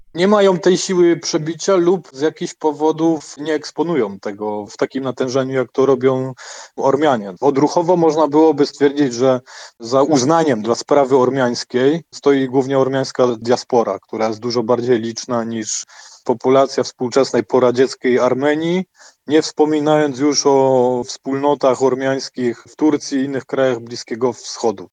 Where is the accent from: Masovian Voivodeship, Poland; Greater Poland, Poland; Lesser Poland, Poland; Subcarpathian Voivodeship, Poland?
Greater Poland, Poland; Poznań; ja jestem z Poznania.